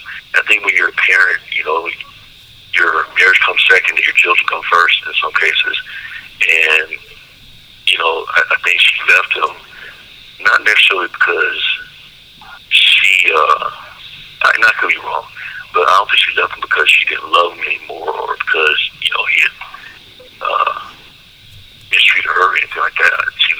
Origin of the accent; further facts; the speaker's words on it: Memphis, Tennessee, United States; also born or lived in Waukegan, Illinois; I was born in Waukegan, Illinois, but my really earliest memories are living in Memphis, Tennessee. That's my earliest memories.